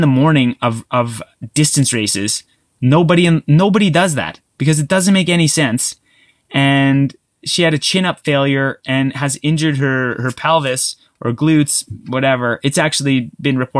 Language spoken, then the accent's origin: English; Canada; I'm Canadian